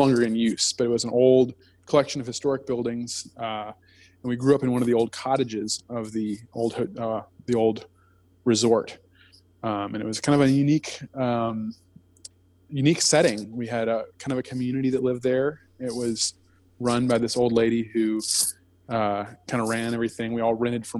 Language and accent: English; Blacksburg, Virginia, United States; I grew up in outside of Blacksburg, Virginia